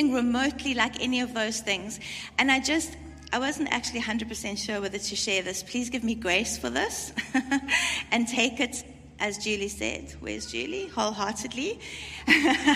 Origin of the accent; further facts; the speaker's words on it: South Africa; I come from South Africa